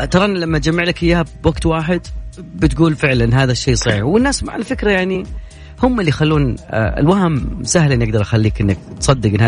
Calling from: Jeddah, Makkah Province, Saudi Arabia; من جده انا انا جدا فخور بجده انها اخذت اعلى المراكز في الالتزام والوعي بهذا الموضوع

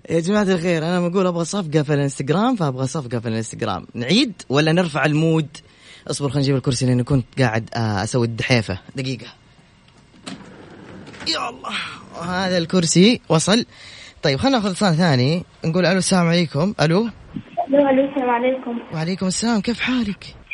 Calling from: Mecca, Makkah Province, Saudi Arabia; من مكه

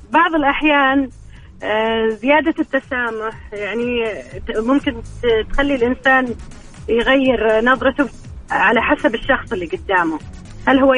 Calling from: Riyadh, Riyadh Province, Saudi Arabia

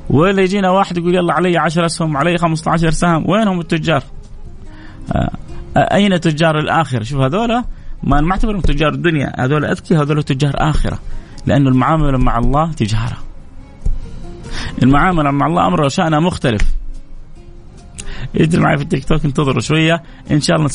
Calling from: Palestine; انا متابعينك آه، من فلسطين يعني متابعينك آه، لاهلنا بفلسطين من فلسطين

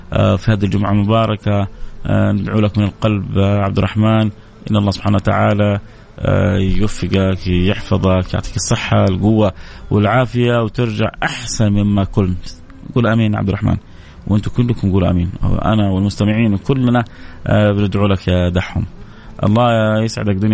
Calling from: Damad, Jazan Province, Saudi Arabia; ومن جازان من ضمد

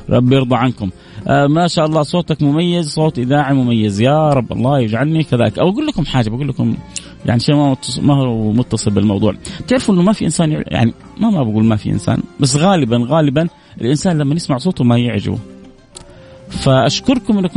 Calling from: Jeddah, Makkah Province, Saudi Arabia; من جده

